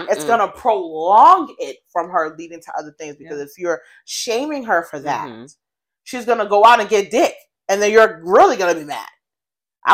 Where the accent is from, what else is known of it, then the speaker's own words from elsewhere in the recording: United States; also born or lived in Colorado, United States / Boston, United States / New York, United States; I was born in Colorado, and I've been raised between New York and Boston my entire life